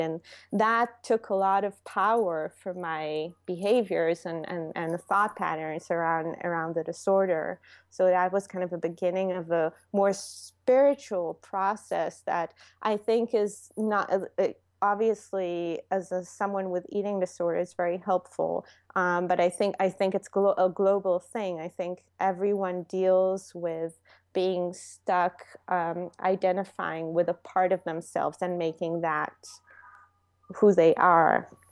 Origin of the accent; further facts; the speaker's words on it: Israel; English is a second language; moved away as an adult; now in New York, United States; I'm from Israel